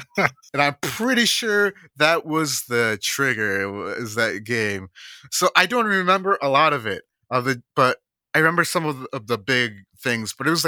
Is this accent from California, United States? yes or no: yes; California, United States; born there; Personally, yeah, personally, and I'm biased because I was born in Northern California, but yeah, Northern California rules.